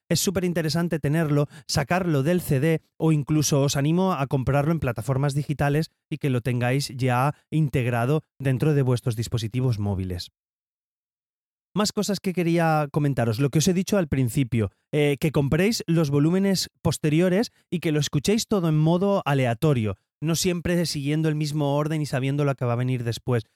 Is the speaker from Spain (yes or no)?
yes; Valencia, Valencian Community, Spain; soy de Valencia